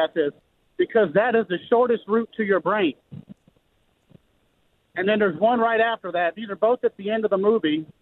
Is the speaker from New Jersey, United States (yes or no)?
no; Baton Rouge, Louisiana, United States; I'm from Baton Rouge